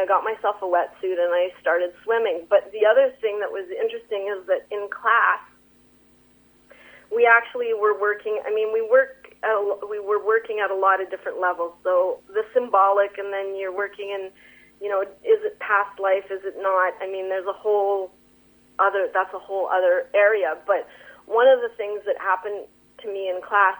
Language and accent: English; Sons of Freedom Doukhobor community, British Columbia, Canada; I grew up in the Sons of Freedom Dukobor community